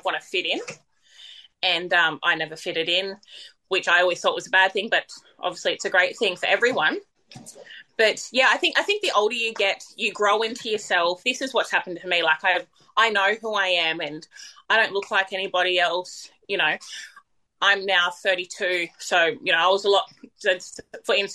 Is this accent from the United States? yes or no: no; Tweed Heads, New South Wales, Australia; I'm from Tweed Heads